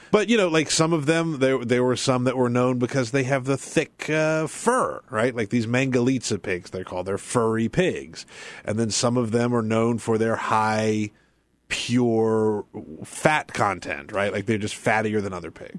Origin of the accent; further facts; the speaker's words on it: South Carolina, United States; moved away as an adult; also born or lived in Texas; when I was growing up in South Carolina. When I moved to Texas as a twenty-three-year-old man